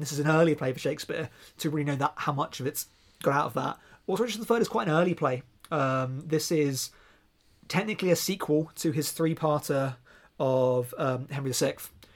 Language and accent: English; near Reading, South East England, United Kingdom; accent: near Reading; my actual accent from being down near Reading